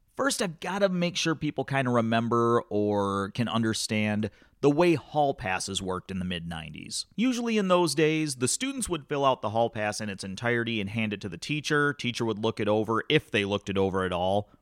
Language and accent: English; Climax, Michigan, United States; growing up in Climax, Scots